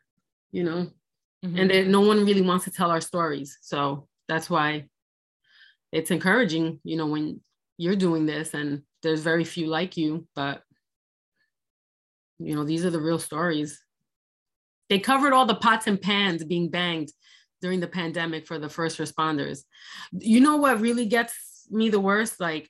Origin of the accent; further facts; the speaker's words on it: United States; And I'm an American. I just want to be left alone to pursue life, liberty, and the pursuit of happiness.